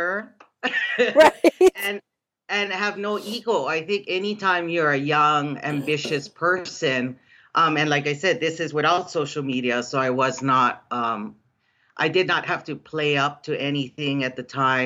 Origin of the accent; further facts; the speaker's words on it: Hawaii, United States; born and raised in Hawaii